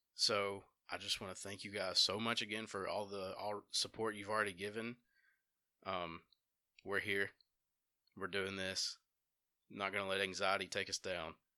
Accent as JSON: {"language": "English", "town": "Dora", "region": "Alabama", "country": "United States", "tie": "born or raised there", "also_born_or_lived": "Empire, Alabama", "lives_now": "Jasper, United States", "said": "I grew up in Dora in Empire, Alabama. I currently reside in Jasper."}